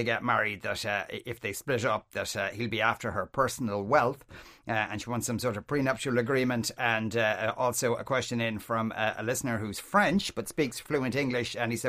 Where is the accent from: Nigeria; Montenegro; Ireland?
Ireland; Yes. I'm Irish.